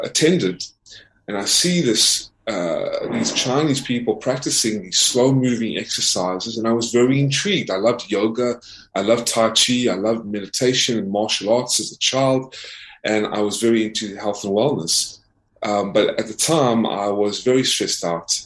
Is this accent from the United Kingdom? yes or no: no; South Africa; now in United States; I, was born in South Africa